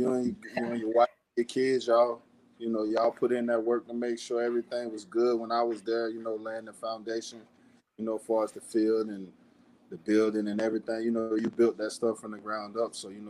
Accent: Belle Glade, Florida, United States; just growing up in Delglade and Miami.

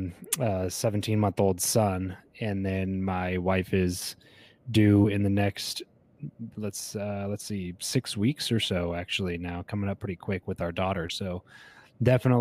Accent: Southern California, United States; also born or lived in Fresno, California; I grew up in Southern California, moved up to Central California after we graduated from school.

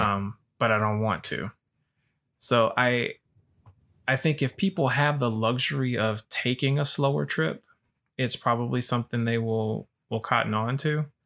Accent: Alabama, United States; I'm from Alabama

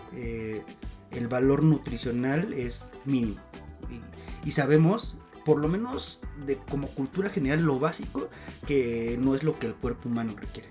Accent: Mexico City, Mexico; no somos chilangos, somos citadinos

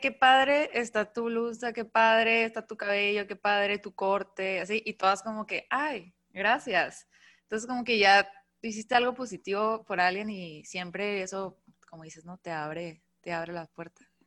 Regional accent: Mexicali, Baja California, Mexico; moved away as an adult; now in Tijuana, Mexico; yo soy de Mexicali, pero vivo en Tijuana ya hace cinco años. Me vine y pues allá hice todo

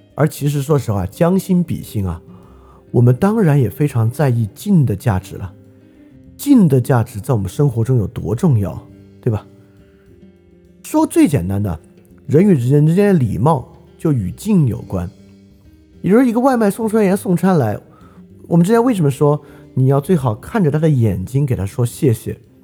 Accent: China; 我们中国人都理解不了

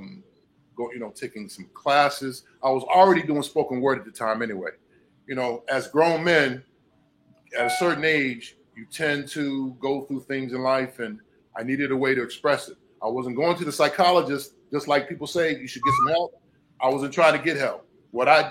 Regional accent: Hampton, Virginia, United States; moved away as an adult; also born or lived in Petersburg, Virginia / New York; now in Miami, United States; I'm from Virginia originally, a place called Hampton.

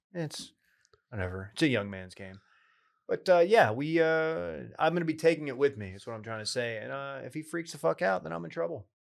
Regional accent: East Texas, United States; moved away; a lot of friends from my hometown

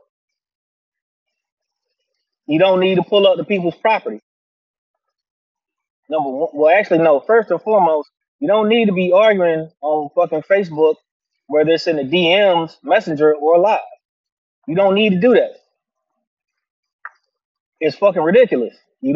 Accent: Virginia, United States; Virginia, by most accounts, people don't consider this the South, but it is. We don't have deep accents like that to a degree

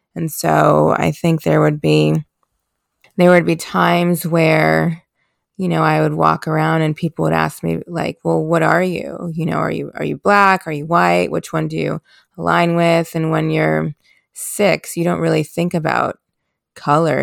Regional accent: Chicago, Illinois, United States; I was born in Chicago, Illinois in nineteen ninety

